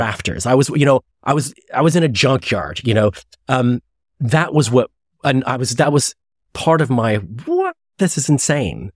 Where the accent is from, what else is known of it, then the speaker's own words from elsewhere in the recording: Chicago, Illinois, United States; I grew up in Chicago